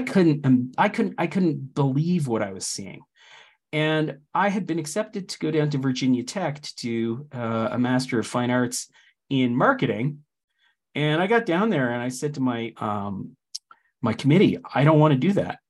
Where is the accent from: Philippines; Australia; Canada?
Canada; moved away; I'm Canadian.